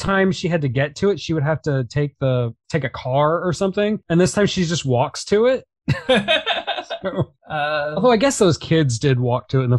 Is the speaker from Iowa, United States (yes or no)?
no; Florida, United States; I'm from Florida.